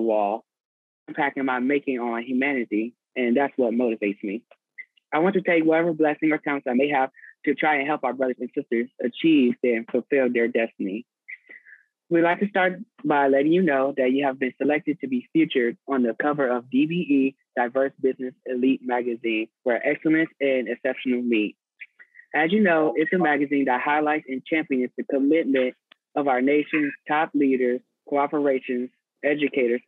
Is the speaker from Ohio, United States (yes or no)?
no; Richmond, Virginia, United States; moved away; I'm from Richmond, Virginia, originally, and I'm a junior in college